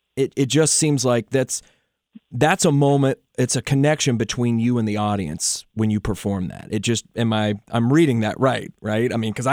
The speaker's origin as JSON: {"language": "English", "region": "southeastern Ohio", "country": "United States", "tie": "born or raised there", "said": "I'm from southeastern Ohio. I was born on the Ohio River, Appalachia Mountains."}